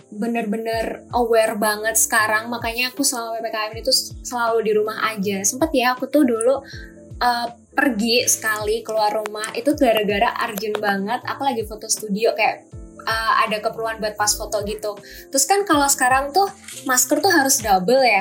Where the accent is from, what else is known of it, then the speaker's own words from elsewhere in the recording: Tulungagung, East Java, Indonesia; accent: medok (Javanese); aku asalnya dari Tulungagung, dan buat yang belum tahu Tulungagung itu di mana, dia itu ada di Jawa Timur. Jadi, aku itu asli Wong Jawa dan Wong Medok ya, Rek